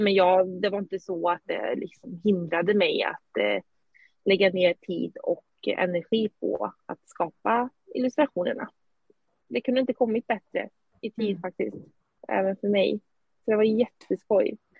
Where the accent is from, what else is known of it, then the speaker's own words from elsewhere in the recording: Skövde, Västra Götaland, Sweden; now in Eskilstuna, Sweden; Vi bor just nu i Eskilstuna men jag kommer från Skövde ursprungligen